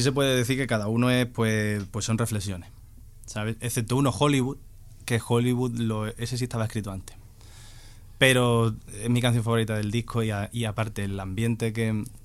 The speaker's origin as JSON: {"language": "Spanish", "town": "Cádiz", "region": "Andalusia", "country": "Spain", "said": "yo soy de Cádiz"}